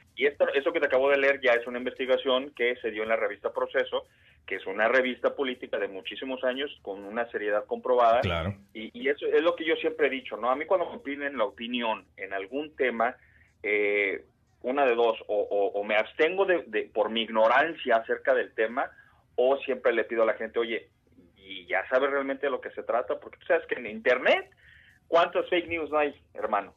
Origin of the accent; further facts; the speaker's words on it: Mexico; now in United States; estar viviendo allá en, México